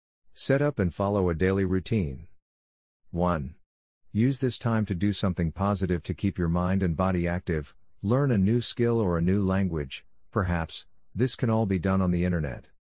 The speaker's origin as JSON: {"language": "English", "country": "Zimbabwe", "said": "I may be being biased as I am originally from Zimbabwe."}